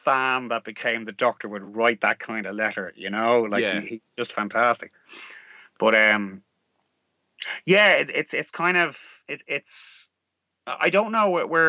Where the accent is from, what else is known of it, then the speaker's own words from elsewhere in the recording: Ireland; accent: Irish; but that's my Irish accent coming out.